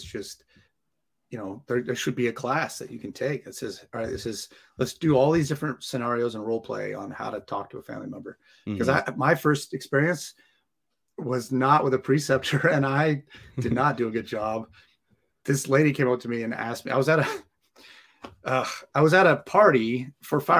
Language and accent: English; Santa Clarita, California, United States; moved away as an adult; now in San Diego, United States; I grew up in LA, Santa Clarita by Magic Mountain.